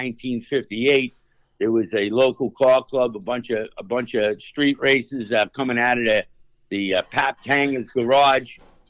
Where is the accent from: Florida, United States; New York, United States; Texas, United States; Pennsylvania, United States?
New York, United States; Long Island; I grew up here on Long Island and worked for a speed shop since I'm 13 years old